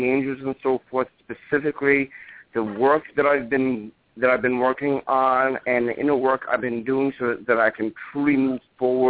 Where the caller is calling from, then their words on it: New Hampshire, United States; calling from the Peace from New Hampshire.